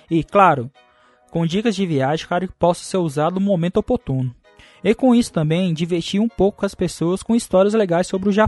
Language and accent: Portuguese; Taguatinga, Federal District, Brazil; Cara, eu sou de Brasília, Guatinga, da cidade satélite de Itaguatinga.